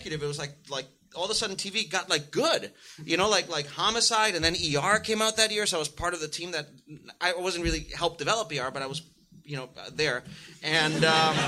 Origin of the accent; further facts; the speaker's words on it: San Juan, Puerto Rico; moved away as an adult; I'm growing up in San Juan, Puerto Rico